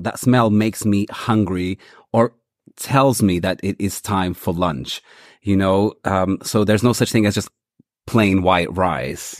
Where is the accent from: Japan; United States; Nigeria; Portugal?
Portugal; now in London, United Kingdom; growing up in Portugal, rice and beans wasn't such a thing, but we were still a Brazilian household.